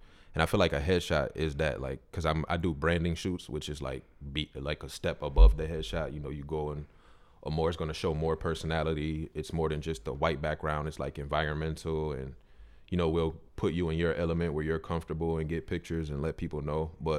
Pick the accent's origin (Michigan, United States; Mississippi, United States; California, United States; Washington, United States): Michigan, United States; Mount Clemens; I feel like I'm actually from Mount Clemens, and I've been past this building a bunch of times